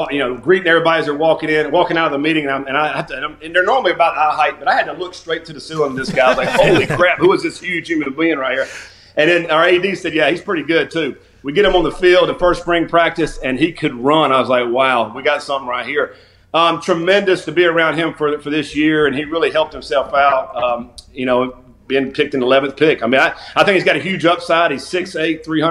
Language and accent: English; North Carolina, United States; now in Louisville, United States; I'm from North Carolina